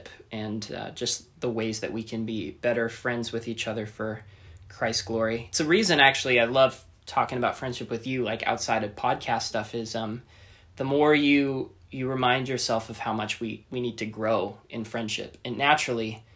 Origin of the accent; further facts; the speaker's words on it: Canada; moved away as an adult; now in Orange County, United States; I am from Canada